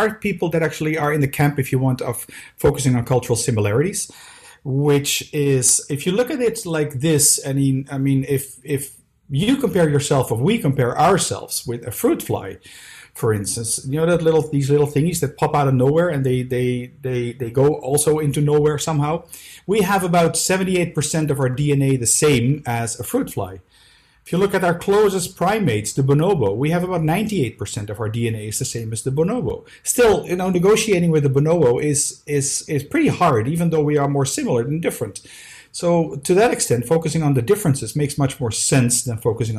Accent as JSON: {"language": "English", "town": "Amsterdam", "region": "North Holland", "country": "Netherlands", "tie": "born or raised there", "moved": "yes", "lives_now": "Brussels, Belgium", "said": "I was born in Amsterdam. I live in Brussels at this moment"}